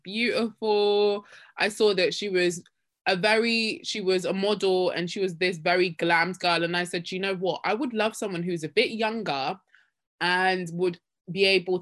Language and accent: English; Nigeria; I'm this Nigerian girl, raised in a Christian home